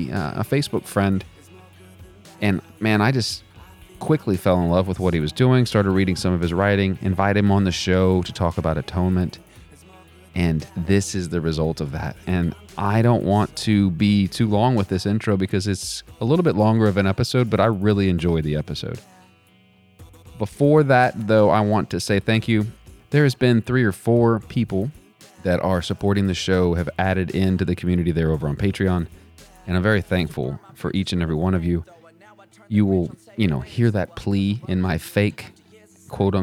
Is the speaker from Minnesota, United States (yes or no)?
no; Texas, United States; moved away as an adult; now in Virginia, United States; I'm from Texas and I now live in Virginia